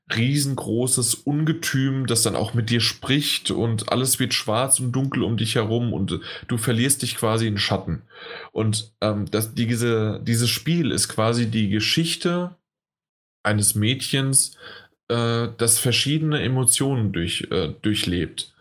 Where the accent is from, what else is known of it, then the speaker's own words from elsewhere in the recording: Germany; als Deutscher